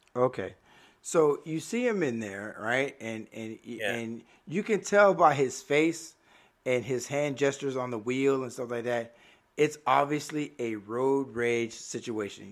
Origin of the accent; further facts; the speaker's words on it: Miami, Florida, United States; moved away; born and raised in Miami